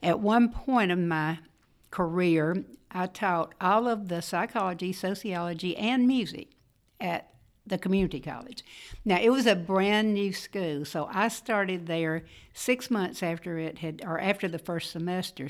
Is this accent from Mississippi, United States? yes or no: yes; Fulton, Mississippi, United States; moved away as an adult; also born or lived in Andalusia, Alabama / Tupelo, Mississippi; I grew up in Fulton, Mississippi